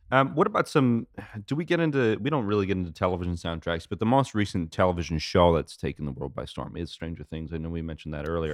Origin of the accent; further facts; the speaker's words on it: United States; I'm American